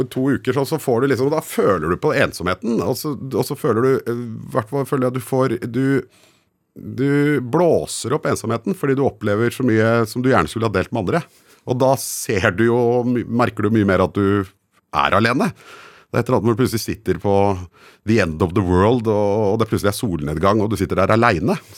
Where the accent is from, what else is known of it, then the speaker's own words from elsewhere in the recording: Guadeloupe; now in Norway; jeg husker jeg var liten og hørte så lei av å si hvor jeg kom fra, at jeg sa at jeg kom fra Colombia, bare fordi det hadde folk hørt.